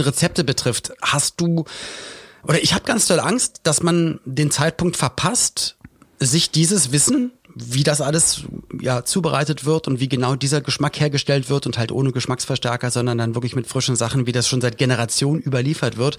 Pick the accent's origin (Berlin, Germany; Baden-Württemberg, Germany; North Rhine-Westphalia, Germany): Berlin, Germany; gab's alte Berliner Tradition oder Spandauer Tradition, wo ich herkomme